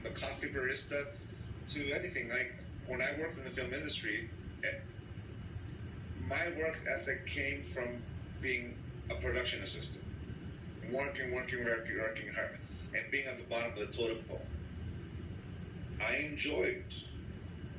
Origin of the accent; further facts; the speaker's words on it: San Diego, California, United States; being born and raised in San Diego